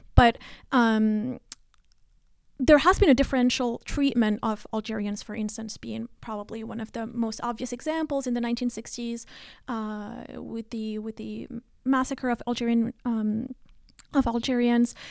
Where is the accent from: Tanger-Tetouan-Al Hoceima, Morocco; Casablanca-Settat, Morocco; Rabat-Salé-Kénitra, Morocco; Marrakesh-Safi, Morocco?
Rabat-Salé-Kénitra, Morocco; Rabat; moved away as an adult; now in United States; I was, uh, born and raised in Morocco, uh, in Rabat particularly